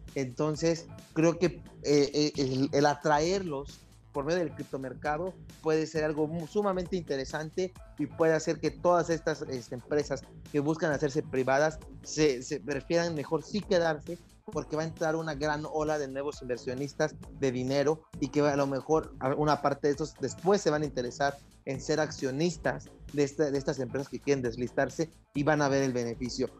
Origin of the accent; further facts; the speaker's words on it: Mexico; si uno como mexicano